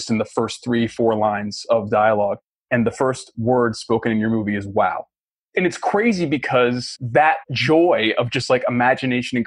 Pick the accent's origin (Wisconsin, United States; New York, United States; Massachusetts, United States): Massachusetts, United States; Boston; as a young Black kid growing up in Boston